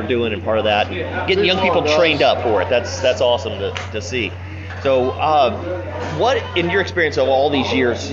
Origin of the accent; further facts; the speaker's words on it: Fayette County, Indiana, United States; growing up in Fayette County